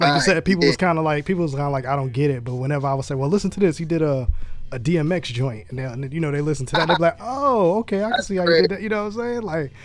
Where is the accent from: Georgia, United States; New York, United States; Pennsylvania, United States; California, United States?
New York, United States; now in Dallas, United States; I'm from New York originally, but I live in Dallas now.